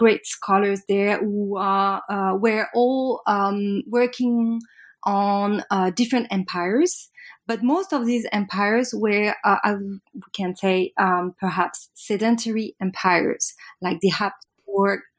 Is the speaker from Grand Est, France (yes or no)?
no; Paris, Île-de-France, France; I'm French from Paris